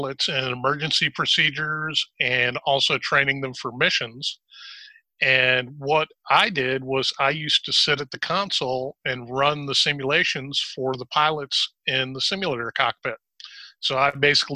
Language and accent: English; Chicago, Illinois, United States; now in High Point, United States; I was originally born in Chicago, and I lived up there until 1978